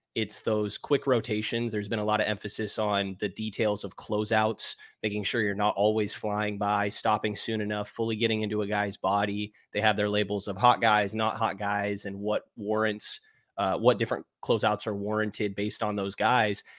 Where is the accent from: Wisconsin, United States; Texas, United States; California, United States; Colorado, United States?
California, United States; San Jose; growing up in San Jose